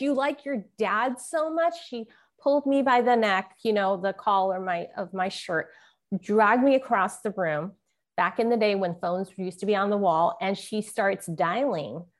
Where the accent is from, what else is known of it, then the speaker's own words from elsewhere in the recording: San Francisco, California, United States; When I was growing up in San Francisco Chinatown